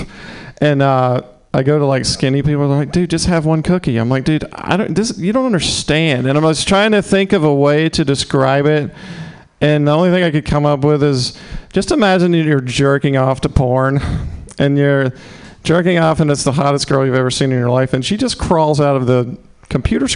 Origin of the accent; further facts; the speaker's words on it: the South, United States; accent: southern; moved away; I'm from the South